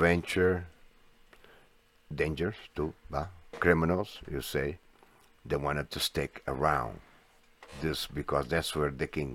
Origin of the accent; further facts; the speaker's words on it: United States; we Americans